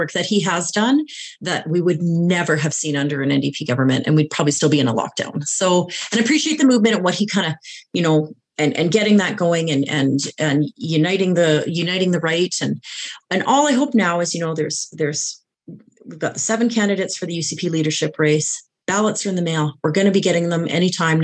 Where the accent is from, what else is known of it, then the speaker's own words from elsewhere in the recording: British Columbia, Canada; moved away as an adult; now in Alberta, Canada; I was actually born in BC, and then I went there and I moved here after high school. So I moved here when I was 18.